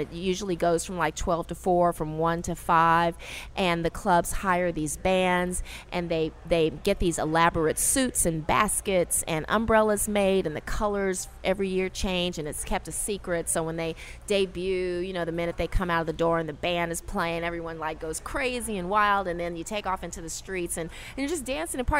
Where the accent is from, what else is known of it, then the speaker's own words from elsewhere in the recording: Los Angeles, California, United States; moved away as an adult; now in New Orleans, United States; I'm originally from Los Angeles, and I moved here about five months prior to the storm